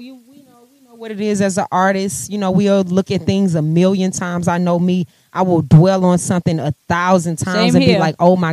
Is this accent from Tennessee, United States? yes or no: no; St. Louis, Missouri, United States; now in Atlanta, United States; St. Louis, my hometown